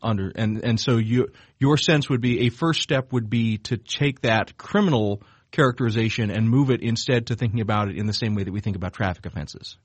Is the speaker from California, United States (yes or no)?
no; South Georgia, United States; now in Chicago, United States; where I grew up in South Georgia